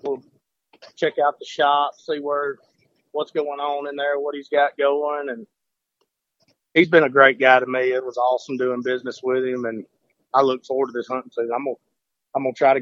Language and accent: English; Priceville, Alabama, United States; also born or lived in Hartselle, Alabama; I grew up in Priceville